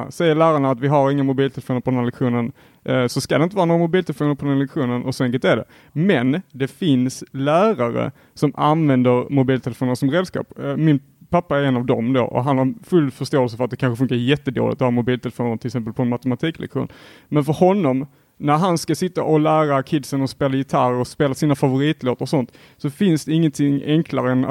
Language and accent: Swedish; Helsingborg, Skåne, Sweden; jag är också från Helsingborg